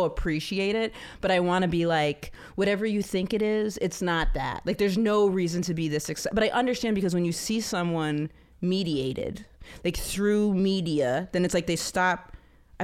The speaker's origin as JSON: {"language": "English", "region": "rural Maine", "country": "United States", "tie": "born or raised there", "said": "We didn't have ESL in rural Maine"}